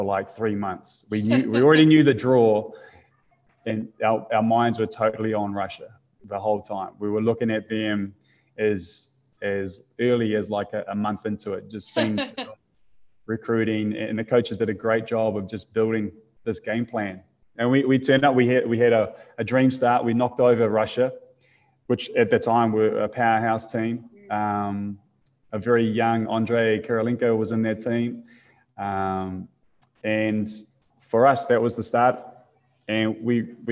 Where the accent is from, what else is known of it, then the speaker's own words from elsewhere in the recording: New Zealand; being a New Zealander